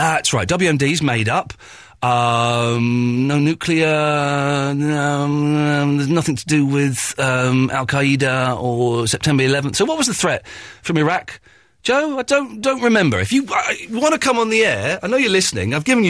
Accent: England, United Kingdom; you said that I wasn't allowed to say whether you had a Scottish accent or not because I'm English.

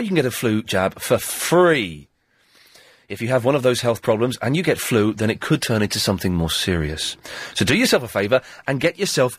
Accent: London, United Kingdom; It's a lot of fun being a Cockney, but it's more fun watching Cockneys.

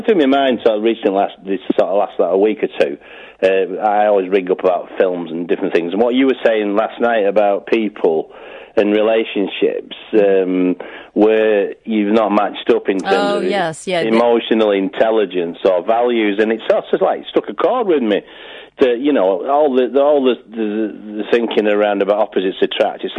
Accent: Wigan, North West England, United Kingdom; I'm from Wigan, and I know Ian was taking the mickey out of my accent

